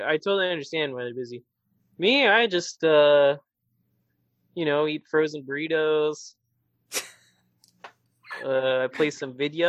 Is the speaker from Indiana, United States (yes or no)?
yes; Madison, Indiana, United States; moved away; I actually just heard word from my hometown in Madison